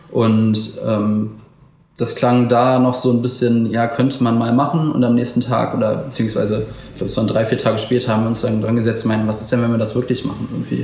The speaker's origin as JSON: {"language": "German", "town": "Wuppertal", "region": "North Rhine-Westphalia", "country": "Germany", "tie": "born or raised there", "said": "ich bin aber in Wuppertal geboren und lebe auch noch hier"}